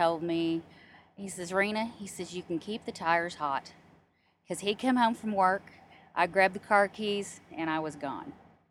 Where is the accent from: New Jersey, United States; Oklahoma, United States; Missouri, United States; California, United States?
Missouri, United States; Marshfield; I am actually from Marshfield, Missouri.